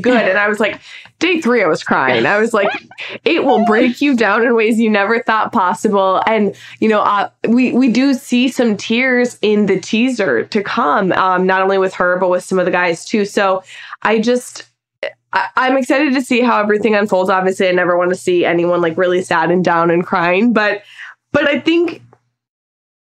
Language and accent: English; Minnesota, United States; I cannot wait to just see my hometown, the spots that I grew up